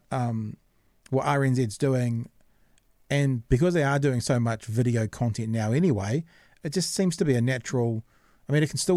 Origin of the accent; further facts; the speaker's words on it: New Zealand; also born or lived in Auckland; now in Dunedin, New Zealand; I'm from New Zealand